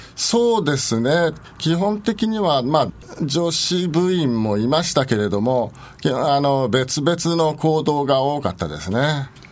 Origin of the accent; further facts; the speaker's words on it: Nakano, Tokyo, Japan; 私は中野区の鷺宮というところで生まれ育ったものですけれども